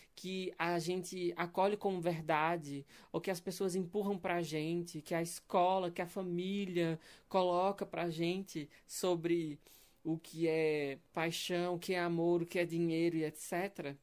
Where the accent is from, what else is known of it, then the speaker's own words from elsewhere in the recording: Pernambuco, Brazil; now in Belo Horizonte, Brazil; Eu sou pernambucano, eu tô vivendo em Belo Horizonte atualmente.